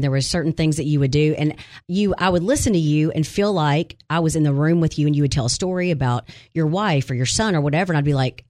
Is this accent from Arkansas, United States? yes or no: yes; Arkansas, United States; I'm born and raised in Arkansas.